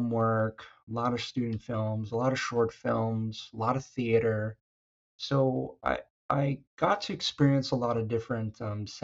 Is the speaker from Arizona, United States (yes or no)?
yes; Arizona, United States; moved away as an adult; now in California, United States; I was born and raised in Arizona.